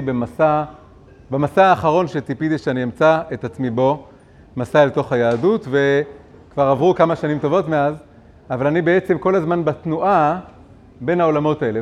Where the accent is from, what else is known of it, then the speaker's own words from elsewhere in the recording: Tel Aviv, Tel Aviv District, Israel; אני גדלתי בעולם מאוד תל אביבי